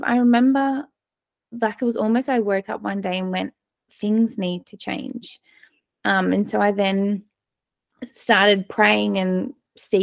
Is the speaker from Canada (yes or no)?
no; Australia; accent: Australian; obviously by my accent, I am down in Australia